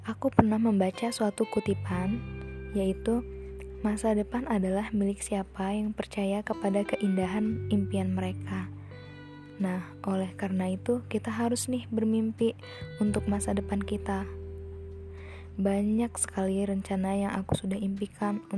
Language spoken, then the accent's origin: Indonesian; Lampung, Indonesia; Asal aku dari Lampung.